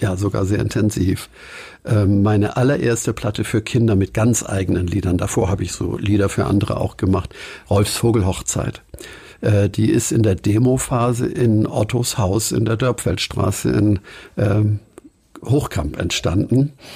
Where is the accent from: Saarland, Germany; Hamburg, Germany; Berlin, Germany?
Hamburg, Germany; Inzwischen längst Blankenese. Geboren bin ich aber in Winterhude